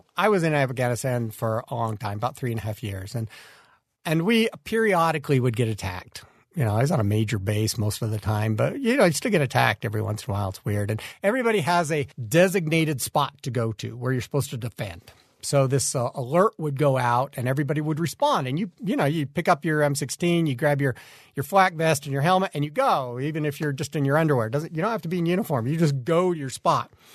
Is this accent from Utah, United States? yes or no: yes; Kaysville, Utah, United States; I come from Kaysville up north. I was born there, built a house there, growed my children's there